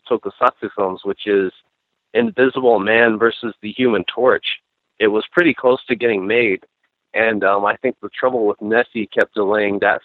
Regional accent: Roswell, New Mexico, United States; my hometown of Roswell

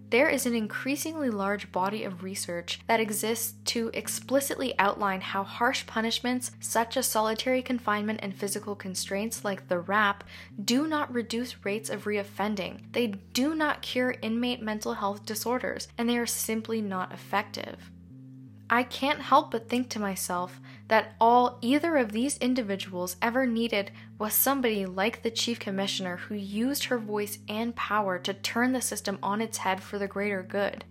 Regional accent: Canada; being Canadian myself

